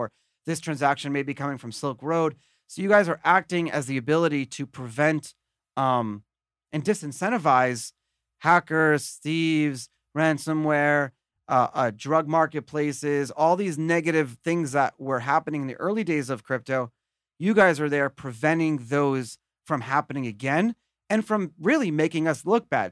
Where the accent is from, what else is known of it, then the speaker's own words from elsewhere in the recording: United States; as an American